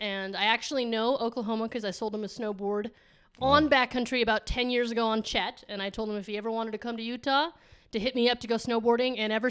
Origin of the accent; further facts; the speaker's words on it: San Juan, Argentina; born there; I was born in San Juan, Argentina. Argentina, San Juan.